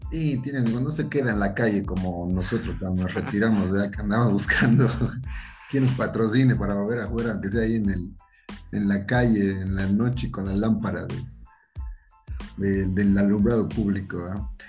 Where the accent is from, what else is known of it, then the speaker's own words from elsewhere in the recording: Mexico; somos los mexicanos